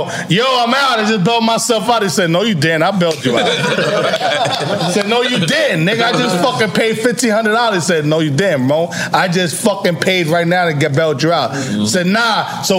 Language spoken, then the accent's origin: English; New York City, New York, United States; I say, yo, I'm from Brooklyn, I'm from New York.